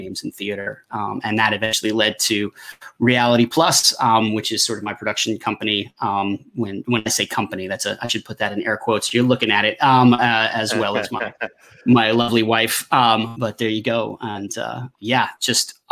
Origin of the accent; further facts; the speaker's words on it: United States; moved away as an adult; also born or lived in Tennessee; now in Paris, France; And then we moved to where my mother's family is sort of immigrated to, because my mother's actually first generation Italian American, and they settled just outside of Washington, D.C.